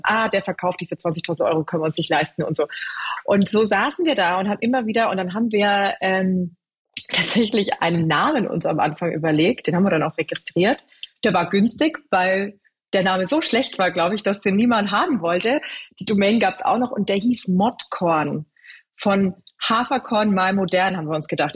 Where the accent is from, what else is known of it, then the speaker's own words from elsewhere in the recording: Bavaria, Germany; moved away; also born or lived in London; ich bin in Bayern groß geworden, ganz klassisch mit Brot, ganz viel Weizenmehl, Brezen